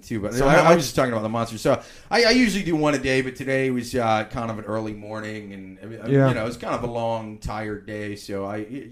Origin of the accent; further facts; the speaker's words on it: Midwest, United States; moved away; I'm from the Midwest originally, so like, even though I grew up in a college town